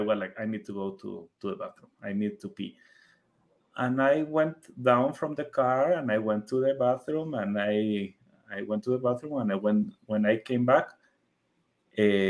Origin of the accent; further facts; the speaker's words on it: Guatemala; first language Spanish; English is a second language; I am from Guatemala